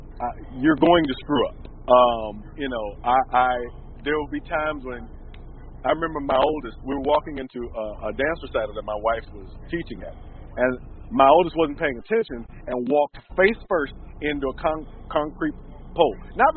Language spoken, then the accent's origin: English; Milwaukee, Wisconsin, United States; also born or lived in Chicago / Memphis; because I grew up in Milwaukee and Chicago and Memphis and these kind of what I thought were enormously boring places to be.